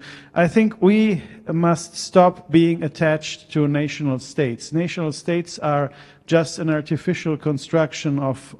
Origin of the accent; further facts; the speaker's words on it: Italy; I come from Italy